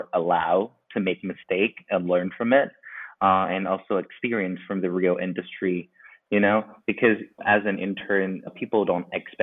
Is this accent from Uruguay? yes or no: no; Thailand; also born or lived in Milan; I was born and raised here in Thailand